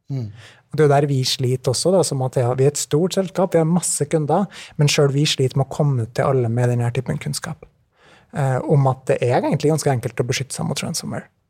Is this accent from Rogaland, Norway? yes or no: no; Trondheim, Trøndelag, Norway; moved away as an adult; now in Oslo, Norway; fra Trondheim, det er riktig. Uh, så ja, nei, bra. jeg er veldig fornøyd med å være trondheimsgutt.